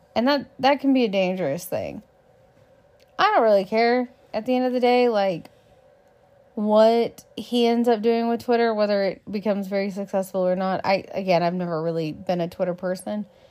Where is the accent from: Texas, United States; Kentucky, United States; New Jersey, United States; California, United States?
Texas, United States; I'm a Texan